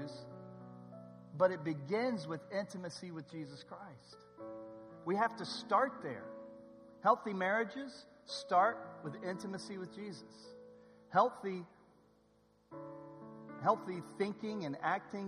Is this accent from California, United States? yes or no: yes; Southern California, United States; I'm from SoCal